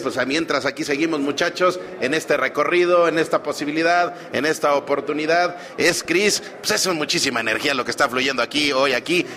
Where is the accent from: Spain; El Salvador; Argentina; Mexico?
Mexico; State of Mexico; la mayoría somos mexiquenses de muchísimo orgullo